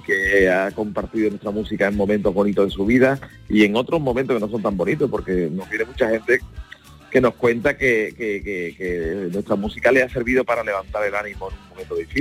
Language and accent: Spanish; Andalusia, Spain; es un orgullo sentirte andaluz